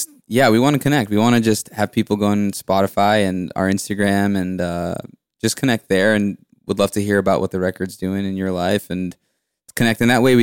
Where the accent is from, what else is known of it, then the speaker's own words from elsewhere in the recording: Salem, Massachusetts, United States; Which is, we're from Salem, which is a little north, but yeah.